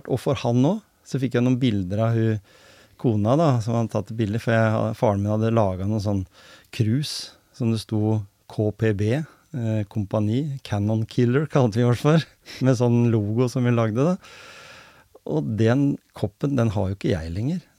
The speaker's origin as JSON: {"language": "Norwegian", "town": "Grenland", "region": "Telemark", "country": "Norway", "said": "Jeg kom jo fra Grenland"}